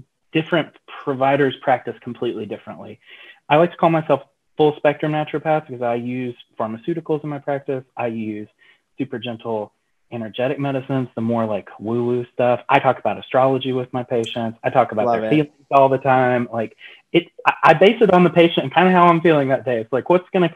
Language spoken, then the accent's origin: English; Asheville, North Carolina, United States; I grew up in Western North Carolina. So I grew up in the mountains just outside Asheville